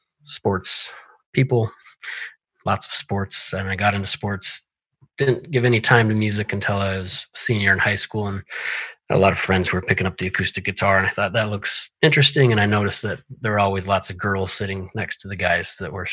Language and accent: English; Missoula, Montana, United States; I was born and raised in Missoula, Montana